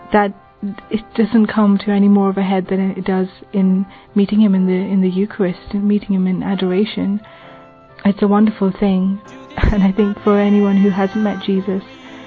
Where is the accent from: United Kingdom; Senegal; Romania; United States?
United Kingdom; England; I'm from England, and I'm 27 years old.